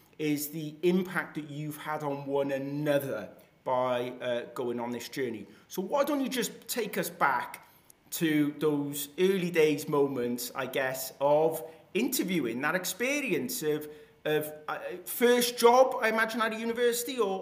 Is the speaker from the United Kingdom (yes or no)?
yes; Wales, United Kingdom; me being a Welsh boy